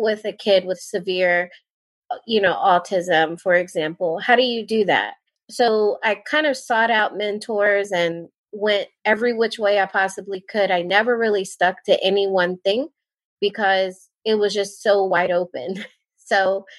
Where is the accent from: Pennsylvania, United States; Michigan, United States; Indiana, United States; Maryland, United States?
Maryland, United States; Towson; moved away as an adult; also born or lived in South Carolina; now in Fayetteville, United States; I went to Towson University in Towson, Maryland, which is where I'm from. I'm actually from Maryland.